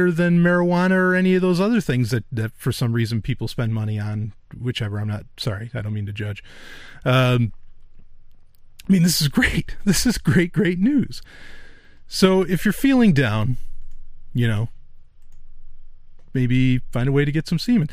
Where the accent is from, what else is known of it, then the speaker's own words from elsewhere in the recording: New York, United States; I am from New York